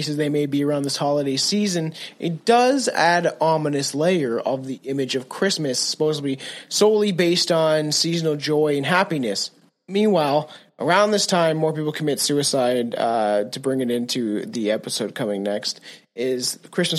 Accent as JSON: {"language": "English", "country": "Canada", "said": "I'm a Canadian"}